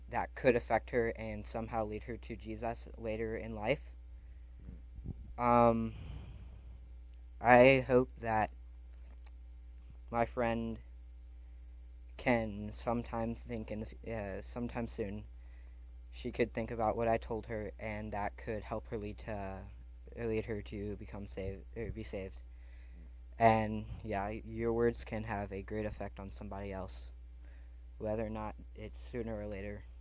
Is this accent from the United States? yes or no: yes; Indiana, United States; also born or lived in Chicago, Illinois; This is my first year here, and I think this is really cool what you guys are doing. Uh, I come from Indiana, and a little over a year ago, I moved from Chicago, Illinois.